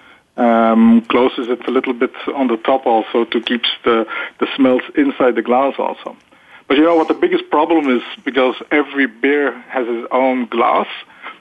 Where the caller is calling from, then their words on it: Kortrijk, Flanders, Belgium; I'm actually calling from Kortrijk in Belgium.